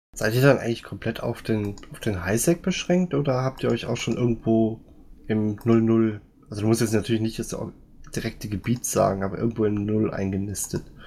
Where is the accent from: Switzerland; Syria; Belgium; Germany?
Germany; Siegen, North Rhine-Westphalia; moved away; ich wohne jetzt nicht mehr aus Siegen, ich komme aber aus Siegen